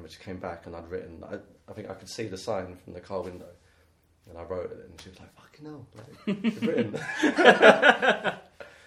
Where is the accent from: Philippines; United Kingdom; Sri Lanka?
United Kingdom; London; also born or lived in Greenwich / Woolwich; So I grew up in Charlton.